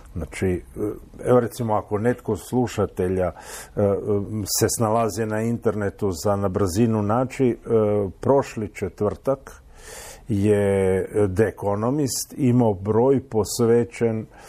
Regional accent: Croatia; kod nas u Hrvatskoj

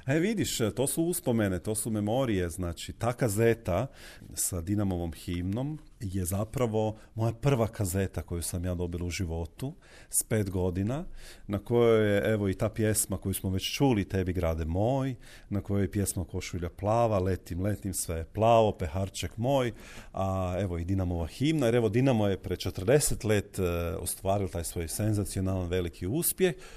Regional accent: Koprivnica, Koprivnica-Križevci County, Croatia; moved away as an adult; now in Zagreb, Croatia; moj rodni kraj, moju rodnu Koprivnicu

